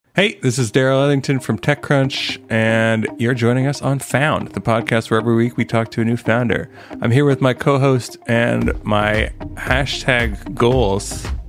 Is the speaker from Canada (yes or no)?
yes; Canada; I'm Canadian